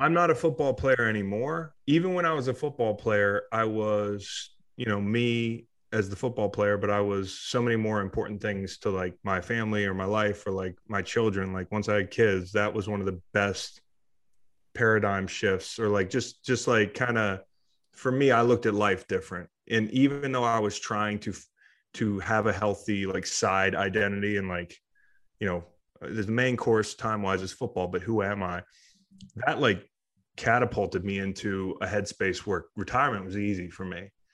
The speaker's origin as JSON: {"language": "English", "town": "Charlottesville", "region": "Virginia", "country": "United States", "tie": "born or raised there", "said": "I grew up in Charlottesville. I moved back to Charlottesville."}